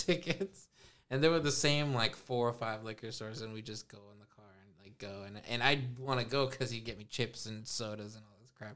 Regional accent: Los Angeles, California, United States; also born or lived in Spokane, Washington; my mom and I moved here

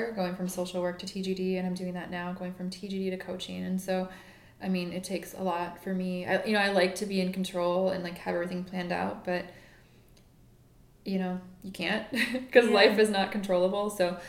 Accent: Midwest, United States; I don't really think of myself as a Midwesterner, although I am.

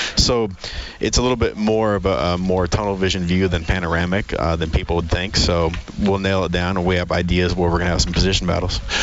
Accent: Great Falls, Montana, United States; moved away; I grew up in in Great Falls, Montana, at CMR

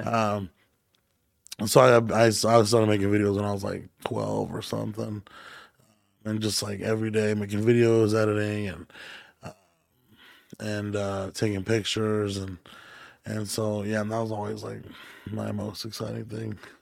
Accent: Hanford, California, United States; moved away; I grew up in Hanford, California, which is near Fresno

